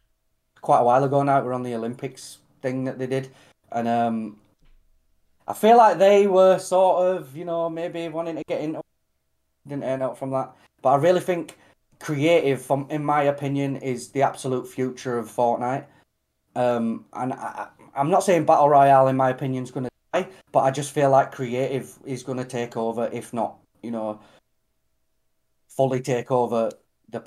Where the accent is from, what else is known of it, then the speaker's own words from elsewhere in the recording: Australia; but I'm an Aussie guy, do you know what I mean? Like, I absolutely love Aussie